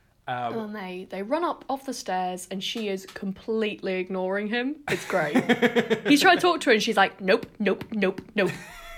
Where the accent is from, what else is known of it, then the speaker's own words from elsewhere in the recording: West Midlands, United Kingdom; I'm also from the West Midlands.